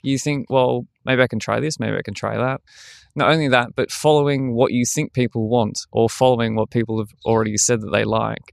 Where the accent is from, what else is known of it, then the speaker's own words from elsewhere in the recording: Australia; moved away as an adult; now in Berlin, Germany; being the Australian guy that speaks German